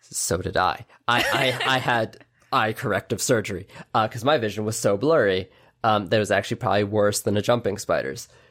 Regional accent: New York City, New York, United States; I grew up in New York City

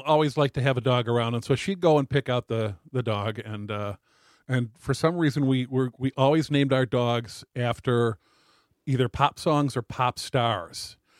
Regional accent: River Forest, Illinois, United States; When I was young, we lived in River Forest, Illinois, which is direct out on the train line from Chicago on Lake Street and Ashland Avenue.

